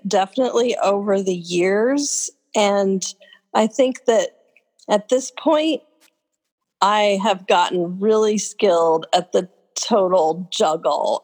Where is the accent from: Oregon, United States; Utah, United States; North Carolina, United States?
Oregon, United States; Oregon coast, United States; also born or lived in Willamette Valley, Oregon / Bend, Oregon; I've been in Oregon my whole life. I grew up on the Oregon coast, and then I was in the valley for a while, and I've been in Bend now for 25 years.